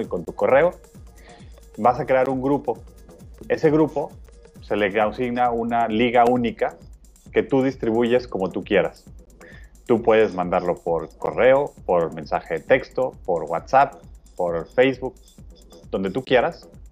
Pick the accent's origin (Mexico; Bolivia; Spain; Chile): Mexico; nosotros como mexicanos y como latinoamericanos